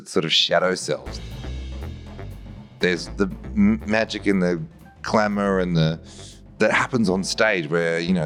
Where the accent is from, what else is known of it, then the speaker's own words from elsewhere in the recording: Melbourne, Victoria, Australia; I'm from Melbourne and, you know, when I was a kid, I got taken out to see theatre in Melbourne